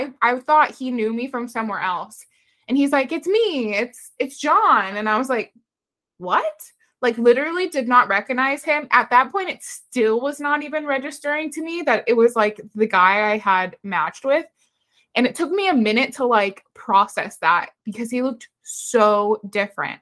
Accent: Los Angeles, California, United States; moved away as an adult; now in Texas, United States; we're from Los Angeles.

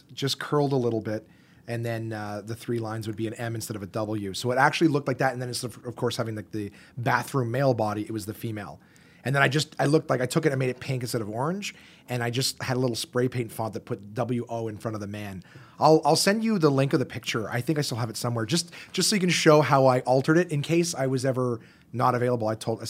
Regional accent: Canada; As Canadian Vegas as you can get, because they're still, all right, we're still nice people.

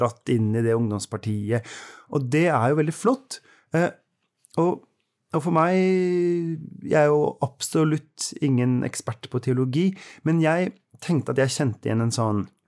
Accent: Oslo, Norway; moved away as an adult; now in Bergen, Norway; I Oslo, der jeg kommer fra

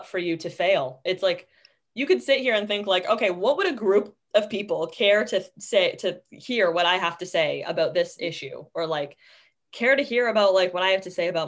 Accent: Canada

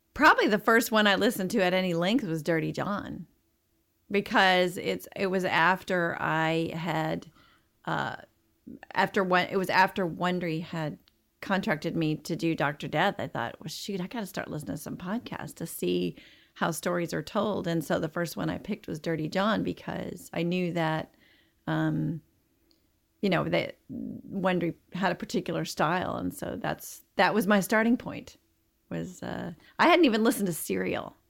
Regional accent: Marshall, Texas, United States; now in Dallas, United States; I grew up in Texas, in a small town in, uh, in East Texas, just about half an hour from the Louisiana border. and, uh, called Marshall

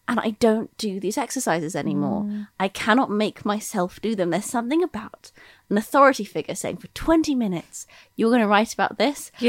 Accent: United Kingdom; accent: American; also born or lived in United States; I confusingly for listeners, I grew up in Britain.

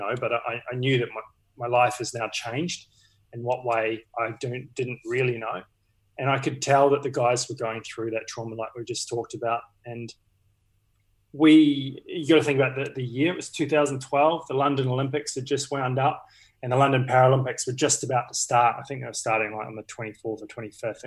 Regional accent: New Zealand; now in Australia; being a Kiwi

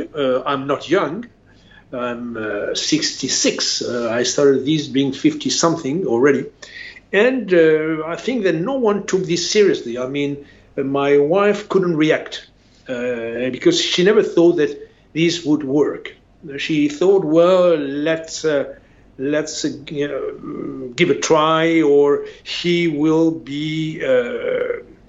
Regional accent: Spain; also born or lived in France; I'm a Spaniard

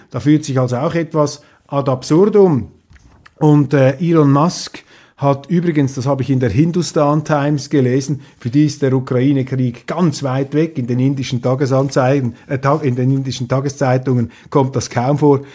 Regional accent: Switzerland; für mich als Schweizer

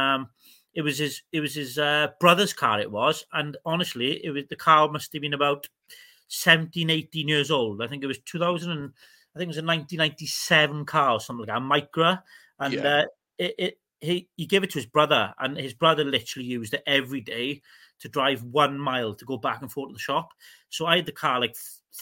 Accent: Welsh, Wales, United Kingdom; I'm Welsh

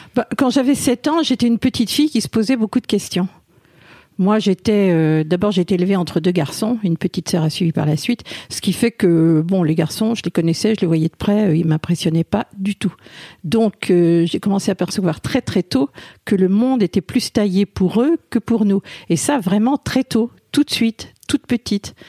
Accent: France; je suis née en France

